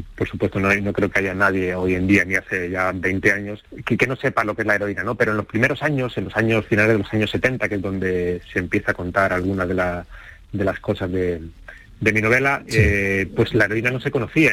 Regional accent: Torrejón de Ardoz, Community of Madrid, Spain; moved away as an adult; now in Córdoba, Spain; Yo nací en, Madrid, crecí en Torrejón de Ardoz y, vivo en Córdoba desde hace cuatro años

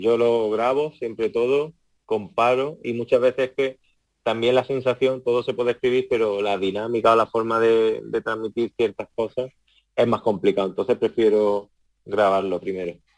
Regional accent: Córdoba, Andalusia, Spain; allí en mi tierra

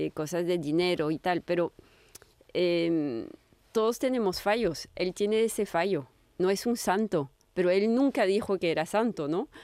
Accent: France; yo soy francesa

